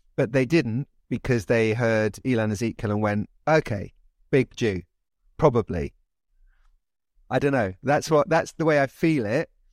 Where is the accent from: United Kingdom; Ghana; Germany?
United Kingdom; London; also born or lived in Oxford; I grew up in London. I am English, British.